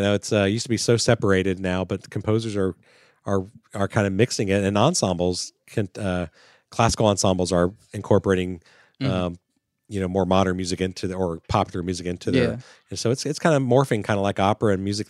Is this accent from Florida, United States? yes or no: yes; Florida, United States; I grew up in Florida